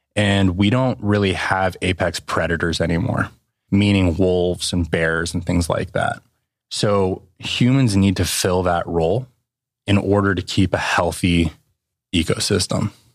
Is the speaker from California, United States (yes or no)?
yes; West Coast, California, United States; moved away as an adult; also born or lived in Seattle / Northwest Arkansas; now in Bentonville, United States; I grew up on the West Coast. I was living the stereotypical California lifestyle